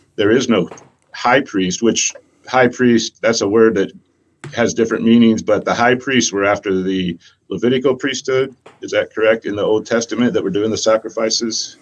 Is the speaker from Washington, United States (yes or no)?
no; Ohio, United States; moved away as an adult; I grew up in Ohio, moved here in my 20s because of the gathering